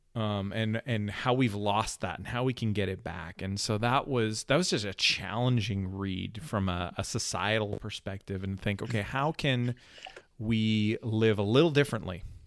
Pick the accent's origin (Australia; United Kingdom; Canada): Canada; I'm a Canadian